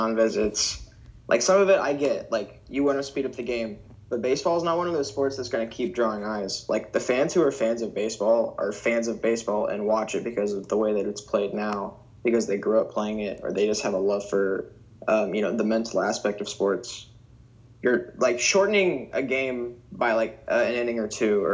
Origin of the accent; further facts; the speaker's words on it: Lexington, Kentucky, United States; I'm from Lexington, Kentucky. I've lived here my whole life